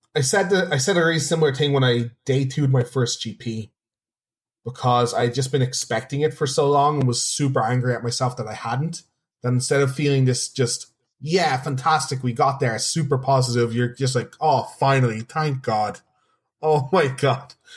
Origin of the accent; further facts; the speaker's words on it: Dublin, Leinster, Ireland; I'm originally from Dublin, and Dublin, not the biggest city.